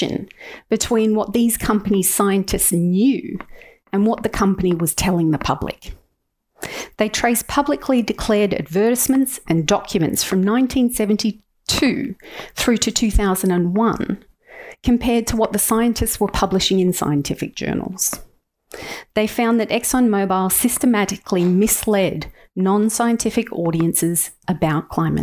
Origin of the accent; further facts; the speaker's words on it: Australia; As Australian citizens